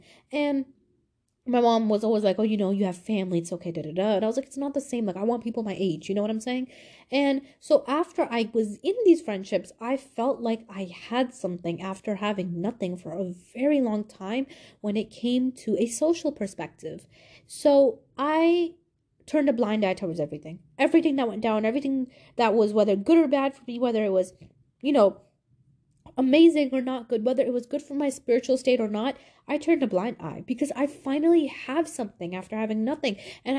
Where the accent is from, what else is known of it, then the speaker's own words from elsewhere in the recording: Pakistan; I hated my culture. I hated being Pakistani. I was like, why am I Pakistani? Why am I different?